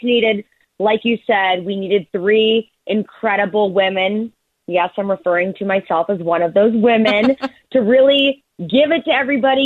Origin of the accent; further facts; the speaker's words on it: Indianapolis, Indiana, United States; I grew up in Indianapolis